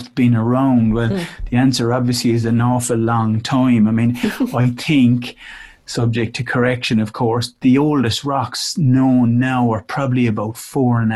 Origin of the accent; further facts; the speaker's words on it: Cork, Munster, Ireland; accent: Irish; moved away; also born or lived in Dublin; I was, in Ireland, quite a long time ago now.